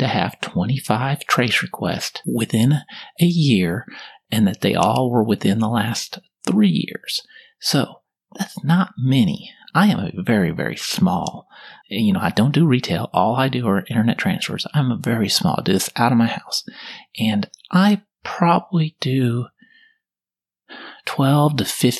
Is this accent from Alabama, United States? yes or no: no; Kansas, United States; now in Texas, United States; I'm from Kansas, and apparently I grew up there.